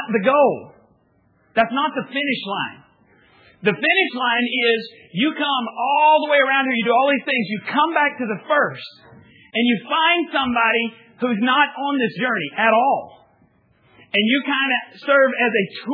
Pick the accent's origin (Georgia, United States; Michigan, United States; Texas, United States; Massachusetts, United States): Texas, United States; the Panhandle of; I grew up in the Panhandle of Texas